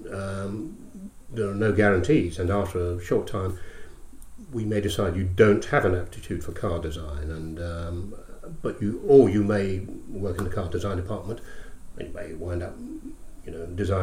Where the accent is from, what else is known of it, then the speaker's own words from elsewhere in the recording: Scotland, United Kingdom; also born or lived in Glasgow / London; I grew up in Scotland, went to school in Scotland, and then also went to drama college in Scotland.